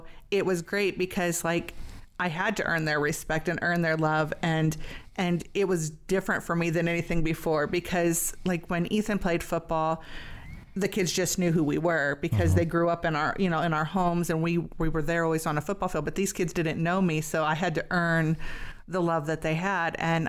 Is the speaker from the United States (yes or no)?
yes; Barberton, Ohio, United States; 5 miles from where we grew up in Barberton.